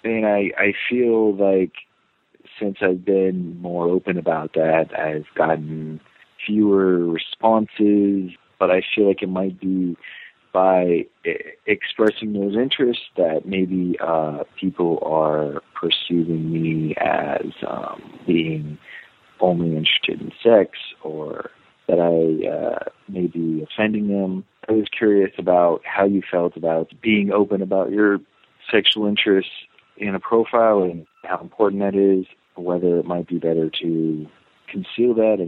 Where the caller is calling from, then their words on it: San Francisco, California, United States; Hi, Dan. I'm 29 from San Francisco.